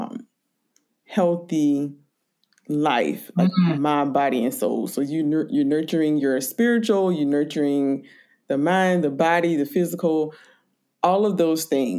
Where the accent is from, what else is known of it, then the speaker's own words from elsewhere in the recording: rural South Carolina, United States; moved away; also born or lived in Brooklyn, New York; when I grew up in South Carolina, rural South Carolina